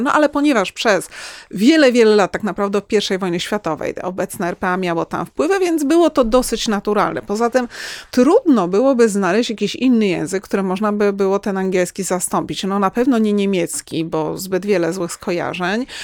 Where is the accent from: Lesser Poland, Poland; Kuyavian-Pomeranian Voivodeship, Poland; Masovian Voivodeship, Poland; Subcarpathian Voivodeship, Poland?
Lesser Poland, Poland; Kraków; u nas w Krakowie